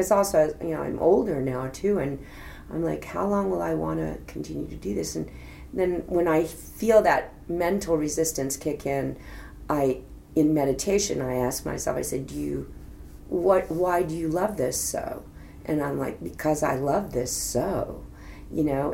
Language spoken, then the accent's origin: English; Fort Worth, Texas, United States; moved away; also born or lived in New York; my hometown, Fort Worth, Texas